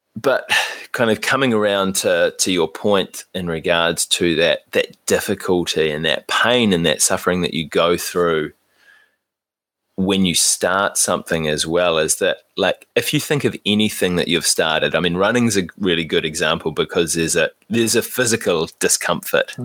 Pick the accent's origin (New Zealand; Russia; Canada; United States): New Zealand; as Kiwi guys, that's something that is quite easy for us to understand